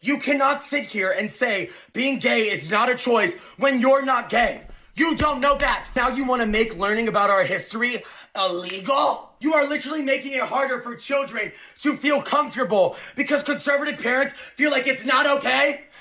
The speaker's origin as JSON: {"language": "English", "country": "United States", "said": "As an American citizen"}